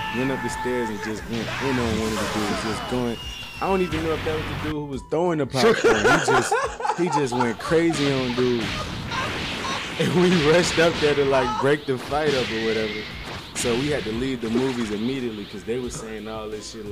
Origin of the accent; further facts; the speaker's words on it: New Orleans, Louisiana, United States; now in Atlanta, United States; I'm from New Orleans